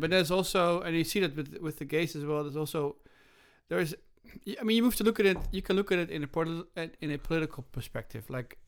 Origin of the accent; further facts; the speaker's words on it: Groningen, Netherlands; moved away; when I was growing up in Groningen in the Netherlands